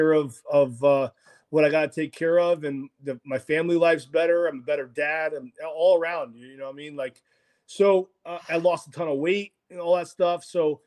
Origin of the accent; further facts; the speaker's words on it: Rome, Lazio, Italy; moved away; I'm Italian, you know. I was born in Rome